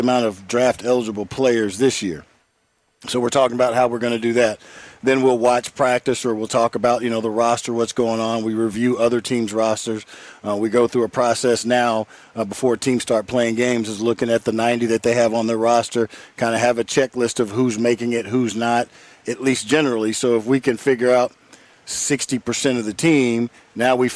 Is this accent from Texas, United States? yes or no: yes; Houston, Texas, United States; I grew up in Houston, Texas